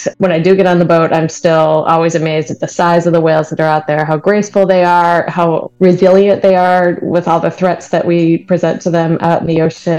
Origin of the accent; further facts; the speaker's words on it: New York, United States; I grew up on Lake Ontario, though, with parents and grandparents that were avid boaters and just loved always being on the water